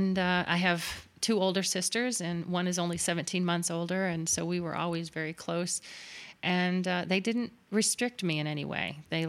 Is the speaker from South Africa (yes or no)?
no; Miami, Florida, United States; It was diagnosed at age 4 at Boston Palmer Eye Institute in Miami, which was home. I grew up in South Florida.